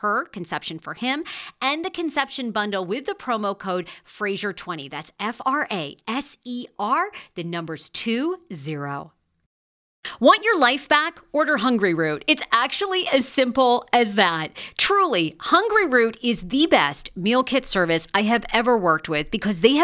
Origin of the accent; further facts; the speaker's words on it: Maine, United States; my home state